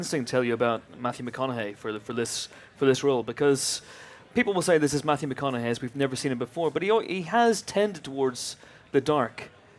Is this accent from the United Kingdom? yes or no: yes; United Kingdom; I'm British